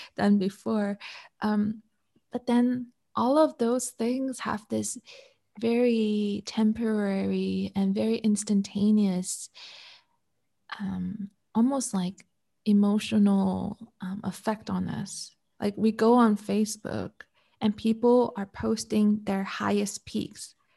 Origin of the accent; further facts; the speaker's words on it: Canada; now in Malaysia; I'm Canadian